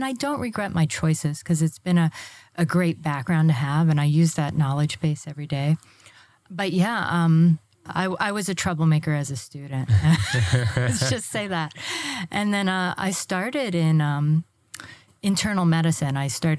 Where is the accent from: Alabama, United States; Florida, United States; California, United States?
Florida, United States; That's true. I'm a native Floridian.